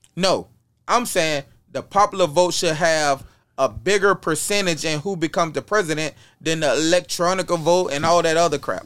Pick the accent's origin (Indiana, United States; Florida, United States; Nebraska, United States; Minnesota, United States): Florida, United States; Apopka; I come from Apopka, Florida